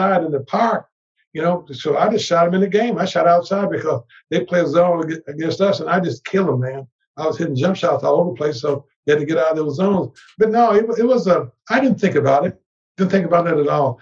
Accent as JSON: {"language": "English", "region": "Tennessee", "country": "United States", "said": "I'm from Tennessee"}